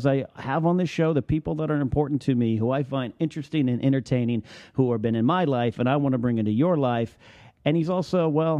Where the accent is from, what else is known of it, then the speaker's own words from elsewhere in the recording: California, United States; I grew up in California